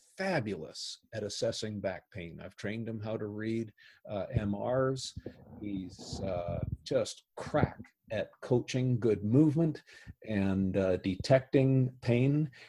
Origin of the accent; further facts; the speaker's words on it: Canada; because I'm a Canadian, I didn't have any bias on this.